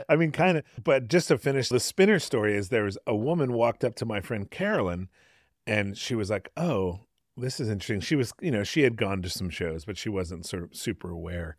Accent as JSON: {"language": "English", "region": "Connecticut", "country": "United States", "tie": "born or raised there", "moved": "yes", "lives_now": "San Francisco, United States", "said": "a house that I grew up in in Connecticut"}